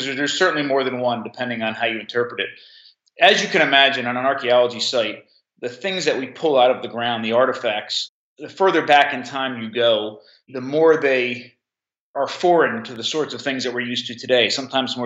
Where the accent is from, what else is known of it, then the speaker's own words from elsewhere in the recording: Monmouth County, New Jersey, United States; I grew up actually in Monmouth County, New Jersey, only a couple miles from the beach, from the Jersey Shore.